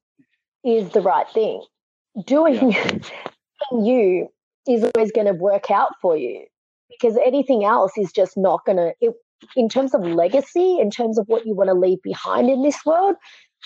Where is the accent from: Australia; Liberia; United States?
Australia; I'm from Australia